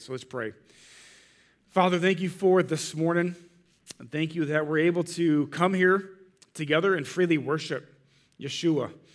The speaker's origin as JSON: {"language": "English", "town": "Munster", "region": "Indiana", "country": "United States", "tie": "born or raised there", "said": "I grew up in Munster"}